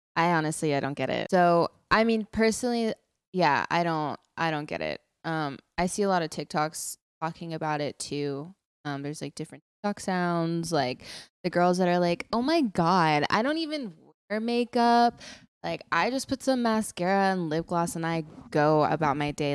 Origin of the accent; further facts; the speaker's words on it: Texas, United States; I'm from Texas.